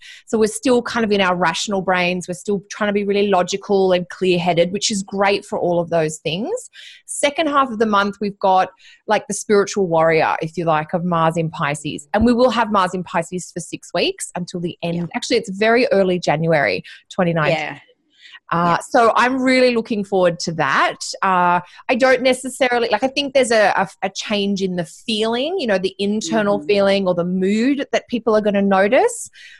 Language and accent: English; Sydney, New South Wales, Australia; we're all Aussie girls by heart, and we grew up in Sydney, or we spent a lot of time together in Sydney.